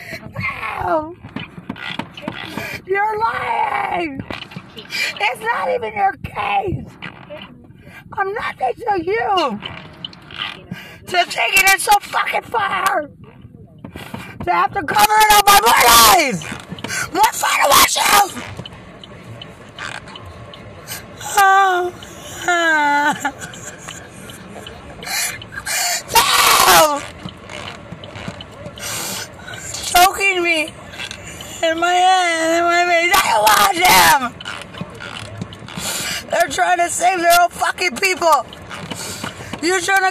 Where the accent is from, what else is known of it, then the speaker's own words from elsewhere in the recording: Lubbock, Texas, United States; I'm from Lubbock